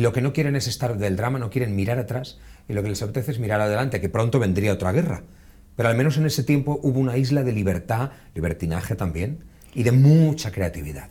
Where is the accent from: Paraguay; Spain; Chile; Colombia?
Spain; Buñol, Valencian Community; visitar Buñol, vean el castillo y vean todo lo que ofrece un pueblo bonito como los que tenemos, pero en este caso es el mío